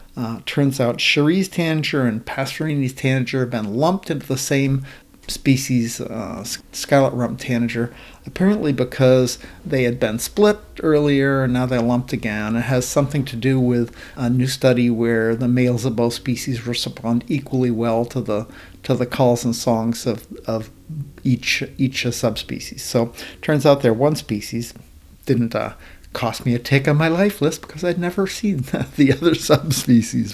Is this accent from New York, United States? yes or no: no; Maine, United States; also born or lived in Washington state; now in Washington, United States; I grew up in Maine and now live in Washington state